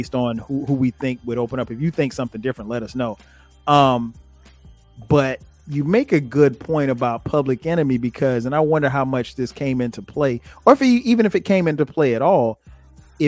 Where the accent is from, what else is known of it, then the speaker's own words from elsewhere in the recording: Florence, South Carolina, United States; I grew up in South Carolina. So, and I grew up in Florence, South Carolina.